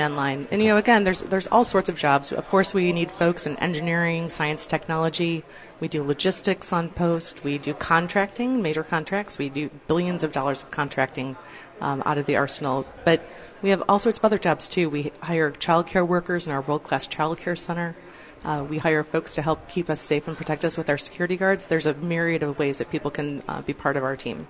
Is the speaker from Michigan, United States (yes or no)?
yes; Farmington Hills, Michigan, United States; moved away as an adult; I grew up in Farmington Hills